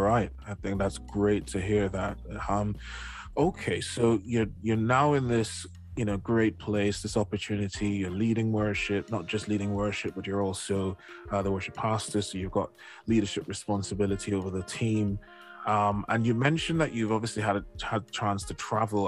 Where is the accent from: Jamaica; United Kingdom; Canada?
Jamaica; moved away; I grew up in Jamaica, I hadn't been to any other Caribbean island um, before I left Jamaica